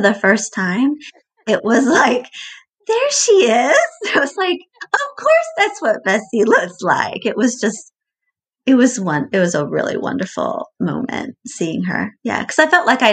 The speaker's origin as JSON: {"language": "English", "town": "Atlanta", "region": "Georgia", "country": "United States", "also_born_or_lived": "Lewisburg, Pennsylvania", "said": "I'm from Atlanta. I live in Atlanta now."}